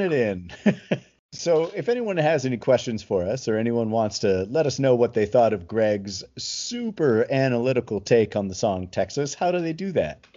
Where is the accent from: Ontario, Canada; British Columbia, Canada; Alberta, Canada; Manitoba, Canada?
Ontario, Canada; Toronto; I'm, from Toronto